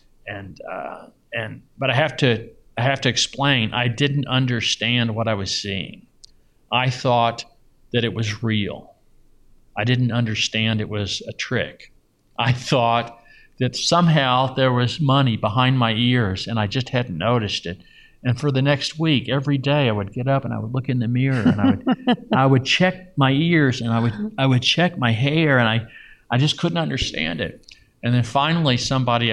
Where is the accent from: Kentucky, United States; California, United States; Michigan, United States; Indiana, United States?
Kentucky, United States; Louisville; now in Las Vegas, United States; I grew up in Louisville in the suburbs